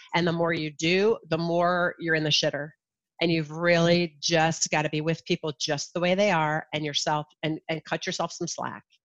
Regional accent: Ohio, United States; born or raised there; also born or lived in New Jersey / Kalamazoo, Michigan

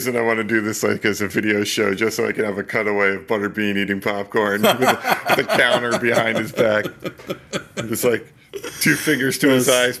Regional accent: New Jersey, United States; We don't pump our own gas in Jersey.

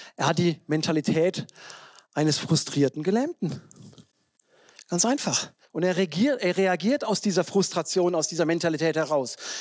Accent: south of Freiburg, Baden-Württemberg, Germany; moved away; in der evangelischen Landeskirche in, Südbaden, ne, südlich von Freiburg, wo ich herkomme

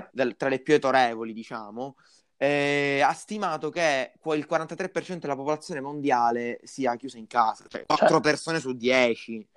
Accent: Palermo, Sicily, Italy; noi parliamo da Palermo, noi siamo di Palermo

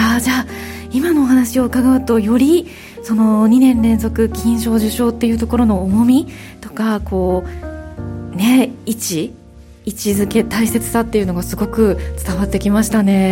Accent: Kansai, Japan; 私関西が地元なので

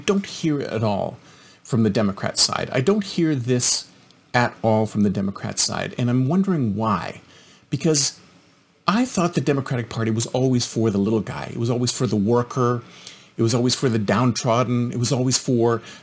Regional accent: Canada; moved away; I'm originally Canadian

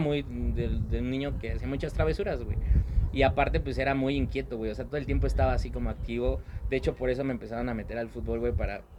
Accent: Mexico City, Mexico; now in Pachuca, Mexico; toda mi infancia la viví en la Ciudad de México

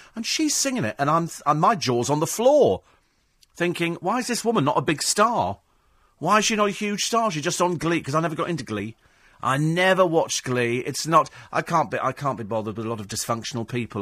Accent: United Kingdom; We're British

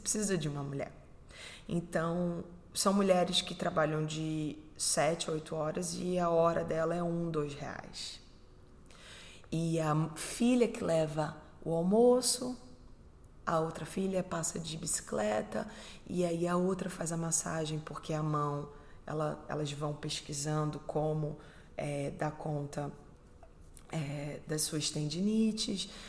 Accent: Recife, Pernambuco, Brazil; moved away; Eu sou do Recife, sou pernambucana, brasileira.

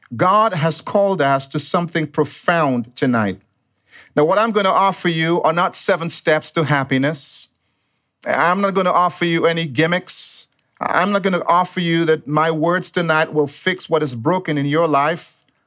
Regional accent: Dominica; moved away as an adult; also born or lived in United States; now in Monrovia, United States; If you hear a little bit of an accent, it is because I was actually born and raised in the tropical island of Dominica

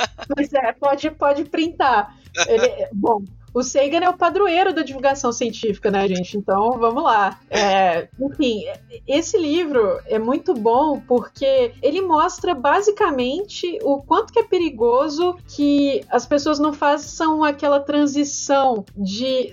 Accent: Minas Gerais, Brazil; eu sou mineira

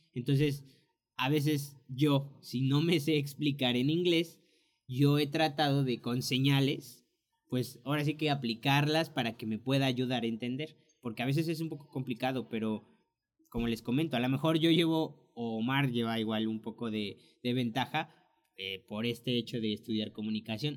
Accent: Mexico; moved away as an adult; now in United States; nosotros dos que somos mexicanos

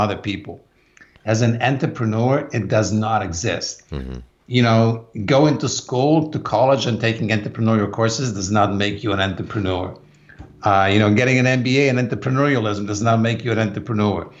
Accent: Poland; English is a second language; moved away as an adult; now in United States; I grew up in Poland. I was born in a very small town in southwestern Poland.

